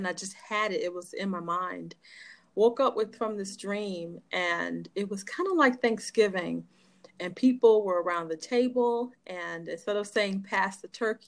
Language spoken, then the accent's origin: English; Chicago, Illinois, United States; I'm born and raised in Chicago, grew up on the west side of Chicago